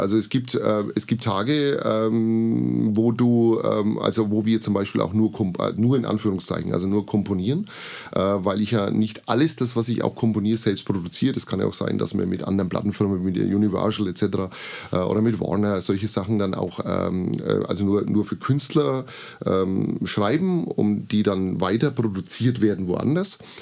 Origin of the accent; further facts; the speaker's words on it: Bamberg, Bavaria, Germany; also born or lived in Burgebrach; now in Treppendorf, Germany; Ich bin gebürtiger Bamberger und bin seit vielen Jahren in schönen Treppendorf